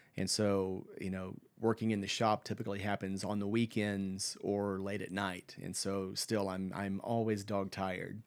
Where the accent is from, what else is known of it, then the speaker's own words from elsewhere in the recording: Lawton, Oklahoma, United States; moved away as an adult; now in Stillwater, United States; I grew up in Lawton, which is a, I think a population of about eighty-five, ninety thousand